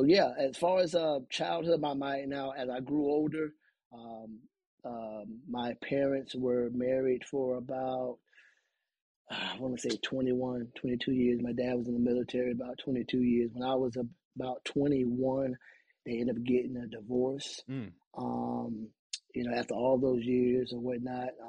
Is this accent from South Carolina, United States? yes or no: no; Augusta, Georgia, United States; I grew up there in Augusta, Georgia.